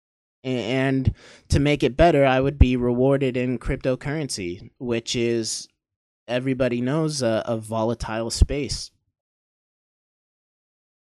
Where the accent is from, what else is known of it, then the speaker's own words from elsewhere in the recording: Maine, United States; moved away as an adult; also born or lived in Maryland / Pennsylvania; I was born in Maryland and moved to Maine, and I don't even remember Maryland. I grew up in Maine until I was 18.